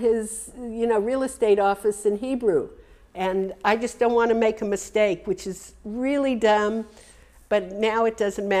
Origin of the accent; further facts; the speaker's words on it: United States; When I grew up in America, I'm talking, you know, 70 years ago, there was a thing, you had to be different than your mother.